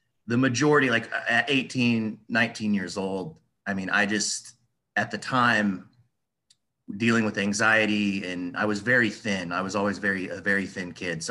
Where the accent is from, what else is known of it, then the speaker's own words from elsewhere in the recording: Des Moines, Iowa, United States; I'm from Des Moines, like I told you before, and in Iowa